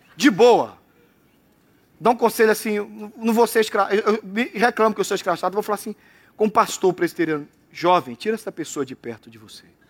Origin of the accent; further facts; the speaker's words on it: Brazil; eu saí da Jabateu